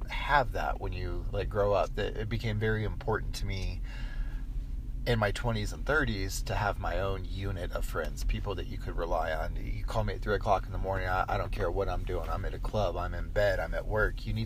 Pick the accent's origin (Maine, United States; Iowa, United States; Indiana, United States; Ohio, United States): Indiana, United States; Crown Point; born there; I was born in Crown Point, Indiana.